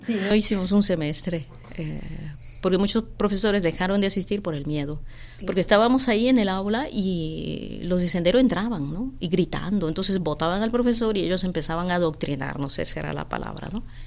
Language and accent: Spanish; Lima, Peru; moved away as an adult; also born or lived in Puerto Rico; Mi papá eh, era de Tarapoto, mi mamá de Moyobamba y vinimos a vivir aquí en Villa María cuando yo tenía dos años